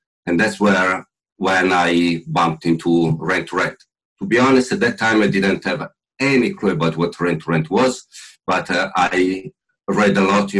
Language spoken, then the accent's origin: English; Milan, Lombardy, Italy; now in Bristol, United Kingdom; clearly Italian. I was born in Milano, where I grew up